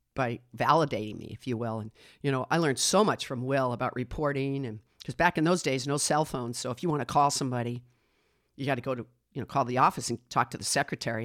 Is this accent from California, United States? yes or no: no; Westwood, Massachusetts, United States; also born or lived in Manhasset, New York; I grew up in Westwood, Massachusetts